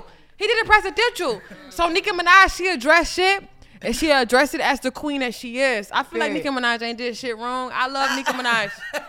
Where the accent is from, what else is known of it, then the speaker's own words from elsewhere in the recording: Millersville, United States; I'm from Millersville.